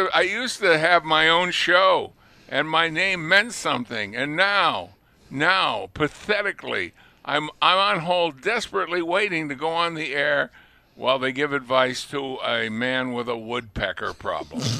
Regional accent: Lunenburg, Massachusetts, United States; now in Buffalo, United States; I was born in the next town, but I grew up in Lunenburg.

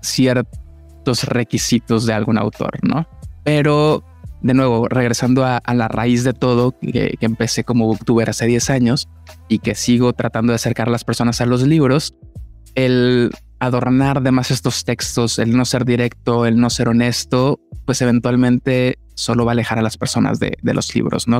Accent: Monterrey, Nuevo León, Mexico; soy de Monterrey

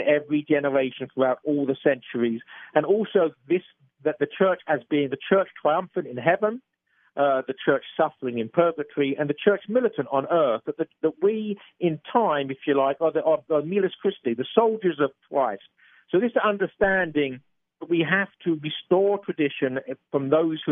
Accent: England, United Kingdom; being an Englishman, as you probably gathered from my accent

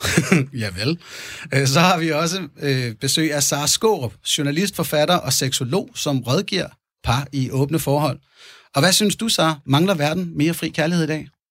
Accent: Fredensborg, Capital Region of Denmark, Denmark; Jeg er født i 1980 i Fredensborg, Nordsjælland, hvor jeg også havde min opvækst

